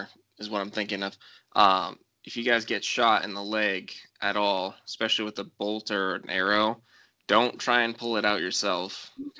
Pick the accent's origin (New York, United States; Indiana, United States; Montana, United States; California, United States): Montana, United States; I'm from Montana.